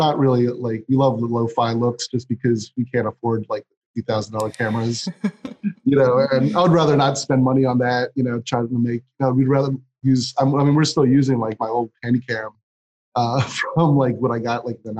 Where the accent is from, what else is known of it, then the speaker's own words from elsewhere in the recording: Philadelphia, Pennsylvania, United States; moved away as an adult; also born or lived in Sweden / New York / Amsterdam / Buenos Aires; I kind of settled back in Philly, which is my hometown